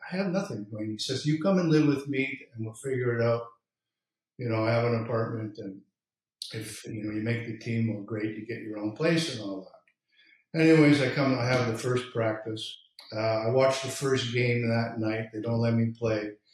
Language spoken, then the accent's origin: English; Greenfield Park, Quebec, Canada; also born or lived in Verdun, Quebec; I was born in Verdun, but I was brought up in Greenfield Park on the South Shore